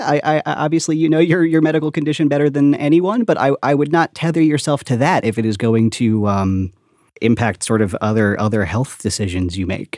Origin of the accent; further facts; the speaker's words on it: Long Island, New York, United States; also born or lived in Brooklyn; I was, I was born on Long Island